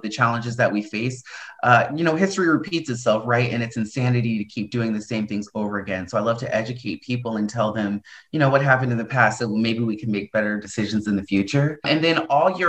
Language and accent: English; New Jersey, United States; also born or lived in Idaho; now in Portland, United States; I was born in New Jersey